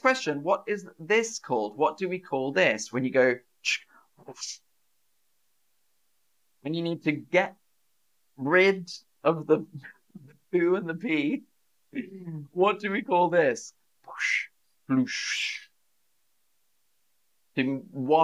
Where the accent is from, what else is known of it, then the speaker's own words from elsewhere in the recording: United Kingdom; as a British person